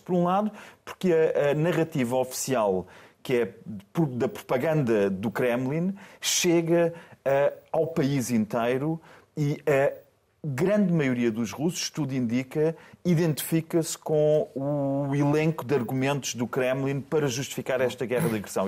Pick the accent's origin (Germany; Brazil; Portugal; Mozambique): Portugal